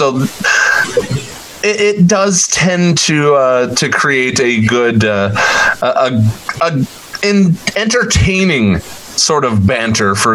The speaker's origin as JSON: {"language": "English", "region": "Ohio", "country": "United States", "tie": "born or raised there", "said": "forgive the Midwesterner in me, because I you know, was born and raised in Ohio"}